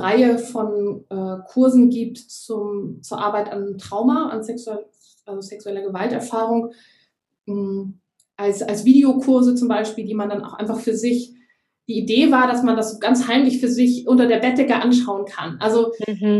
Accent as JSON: {"language": "German", "country": "Germany", "also_born_or_lived": "Gran Canaria, Spain", "moved": "yes"}